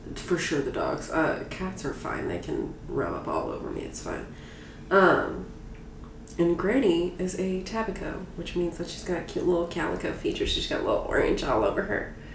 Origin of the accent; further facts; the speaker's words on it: Washington, District of Columbia, United States; also born or lived in Montgomery County, Maryland; a gentrified uh, area of Washington D.C. that wasn't that way when I was a baby. But also, I like went to school in Maryland